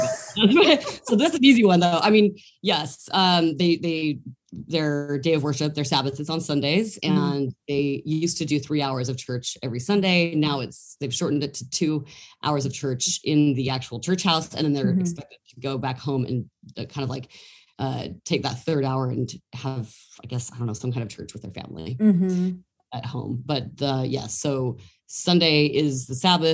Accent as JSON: {"language": "English", "town": "Salt Lake City", "region": "Utah", "country": "United States", "tie": "born or raised there", "moved": "yes", "lives_now": "New York City, United States", "said": "I was born and raised, grew up in Salt Lake City, Utah"}